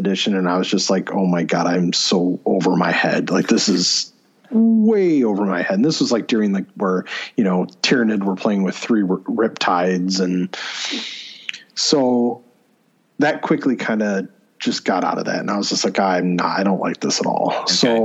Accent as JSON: {"language": "English", "region": "Ohio", "country": "United States", "moved": "yes", "said": "I'm originally from Ohio"}